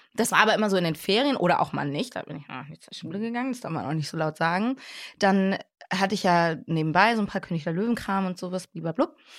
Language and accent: German; Hamburg, Germany; ich bin aber Deutsche, ich bin hier geboren, ich bin hier groß geworden